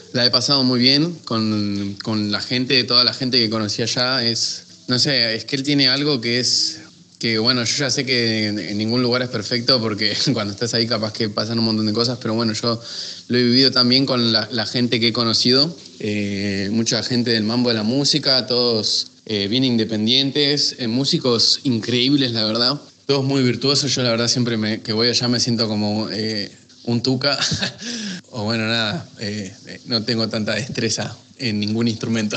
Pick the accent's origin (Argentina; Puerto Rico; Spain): Argentina; San Martín de los Andes, Neuquén; moved away as an adult; now in Buenos Aires, Argentina; yo nací, me crié hasta los 18 años en, San Martín de los Andes y bueno, por temas de estudio después ya me, me mudé para, para Buenos Aires.